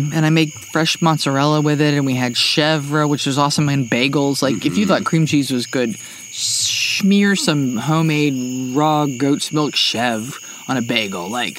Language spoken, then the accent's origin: English; New Jersey, United States; moved away; when I was a kid, I grew up in New Jersey.